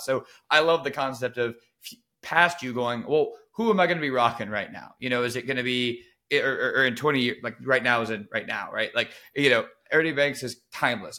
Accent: Baton Rouge, Louisiana, United States; growing up in Baton Rouge

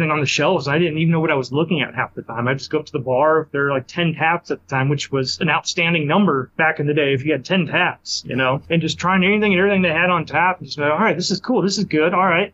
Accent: Huntsville, Alabama, United States; moved away as an adult; also born or lived in Greenville, North Carolina; my hometown here in Huntsville, Alabama

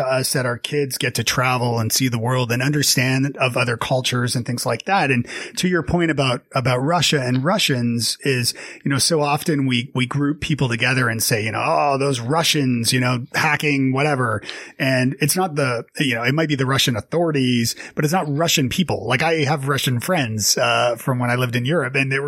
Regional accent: Toronto, Ontario, Canada; now in Nashville, United States; Canadian. I'm from Toronto originally, and I live in Nashville, Tennessee now

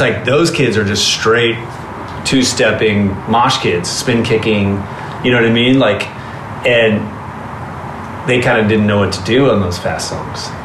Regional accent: Southern California, United States; Growing up in Southern California in the 80s and going to shows

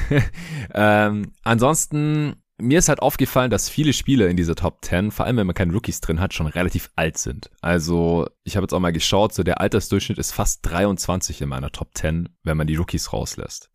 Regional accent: Stuttgart, Baden-Württemberg, Germany; now in Berlin, Germany; nach Stuttgart in die alte Heimat.

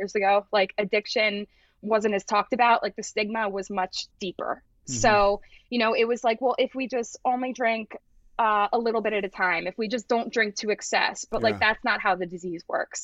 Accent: Glen Mills, Pennsylvania, United States; also born or lived in Springfield, Pennsylvania; I grew up in Glen Mills

